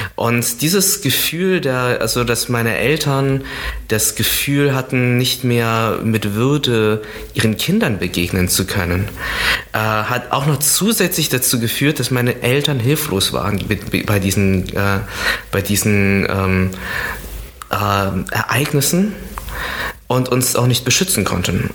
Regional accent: near Düren, North Rhine-Westphalia, Germany; in der Nähe, wo ich aufgewachsen bin, ist der Ort Düren. Das ist, äh, das ist dort auch, wo ich zur Schule gegangen bin

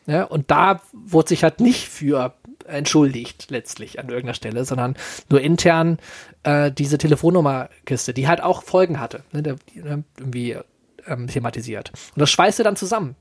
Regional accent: Solingen, North Rhine-Westphalia, Germany; hier in meiner Heimatstadt.

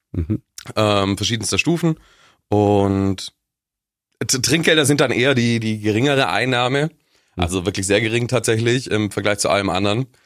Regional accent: Augsburg, Bavaria, Germany; Äh, ich ich komme aus Augsburg.

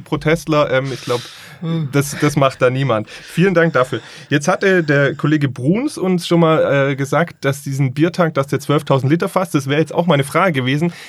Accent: Stuttgart, Baden-Württemberg, Germany; Ich bin aber ja auch gebürtiger Stuttgarter

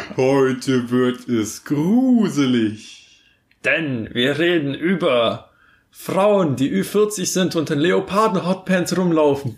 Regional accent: Bavaria, Germany; bei uns in Bayern

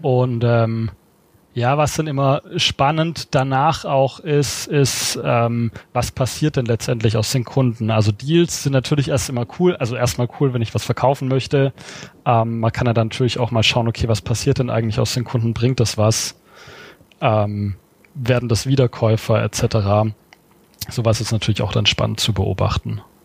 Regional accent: Swabia, Germany; ich als Schwabe

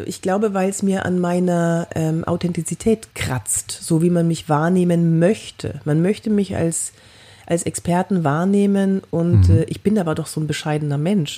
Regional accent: Cologne, North Rhine-Westphalia, Germany; ich bin aus Köln

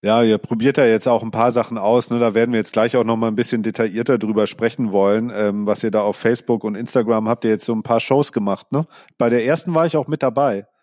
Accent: Sonthofen, Bavaria, Germany; ich komme ja aus dem Allgäu

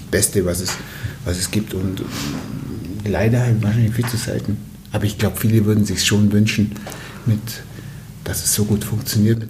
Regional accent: Allgäu, Bavaria, Germany; also born or lived in Würzburg; bei uns im Allgäu

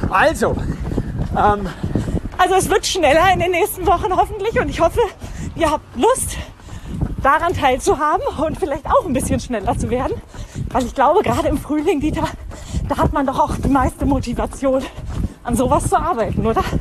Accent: Hanover, Lower Saxony, Germany; born there; now in Tübingen, Germany; Ich komme nämlich gebürtig aus Hannover. Das heißt, ich habe laufend, bevor ich nach Tübingen gezogen bin, tatsächlich noch nie einen Berg gesehen.

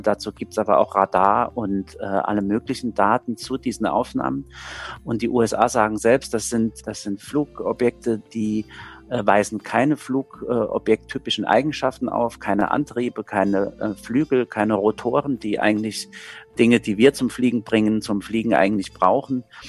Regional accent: Saarbrücken, Saarland, Germany; ich komme ja selbst aus Saarbrücken

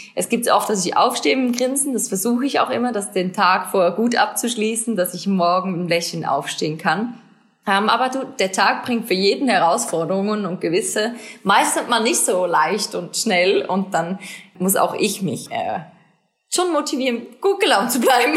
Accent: Switzerland; Mini Schweiz, Mini Heimat

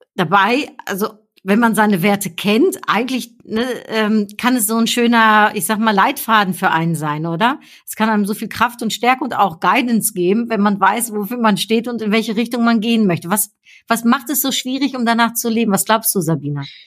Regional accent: Germany; also born or lived in Netherlands; ich bin ja äh, Niederländerin, ne? also in den Niederlanden geboren, aber in Deutschland aufgewachsen

